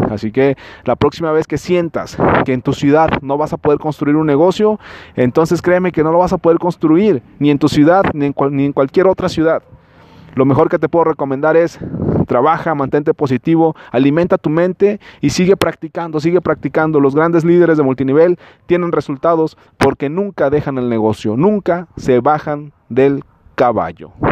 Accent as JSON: {"language": "Spanish", "country": "Mexico", "said": "sobre todo si vives en Latinoamérica, como yo, que soy mexicano, vivo en México"}